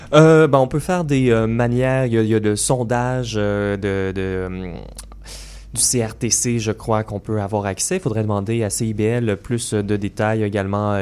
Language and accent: French; Joliette, Quebec, Canada; On se retrouve environ une 80 personnes euh, chez nous à Joliette